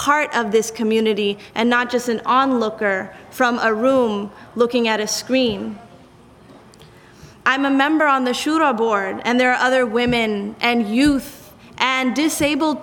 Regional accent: South Africa; now in United States; the country in which I grew up in South Africa

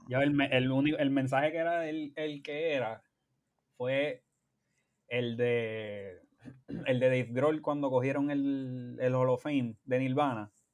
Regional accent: Bayamón, Puerto Rico; moved away as an adult; also born or lived in San Juan, Puerto Rico / Carolina, Puerto Rico; now in United States; criado en las entrañas de la ciudad de Bayamón

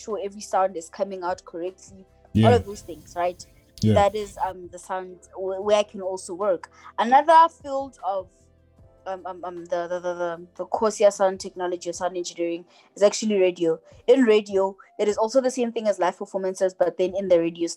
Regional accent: Polokwane, Limpopo, South Africa; moved away; My hometown, I love it because I come there. I come from there, you know. Yeah. It raised me

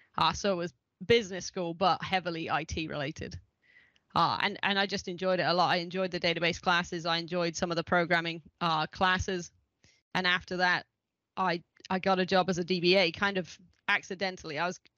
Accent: England, United Kingdom; accent: mid-Atlantic; also born or lived in Ohio; because I lived in Ohio for 15 years, and now I've got just a unique middle of the Atlantic accent. But I am English, and back living in England now.

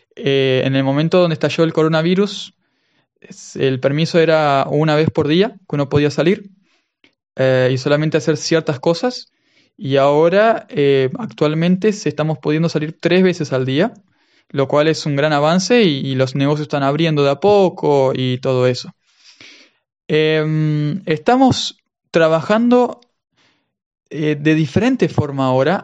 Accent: Argentina; accent: Argentine; first language Spanish; moved away as an adult; now in Cyprus; por el acento ustedes se darán cuenta de que soy de Argentina.

